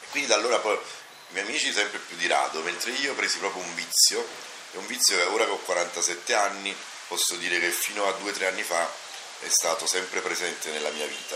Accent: Naples, Campania, Italy; sono di Napoli

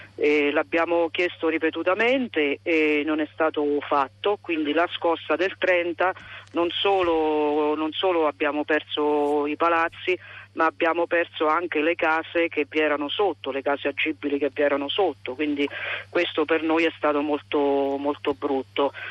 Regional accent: Accumoli, Lazio, Italy; residenti effettivi, quelli che vivevano nel mio paese eh, e nelle frazioni, noi siamo circa 300

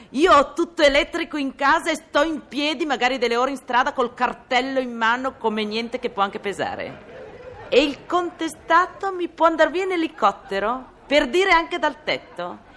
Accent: Milan, Lombardy, Italy; io sono milanese per nascita e per getto

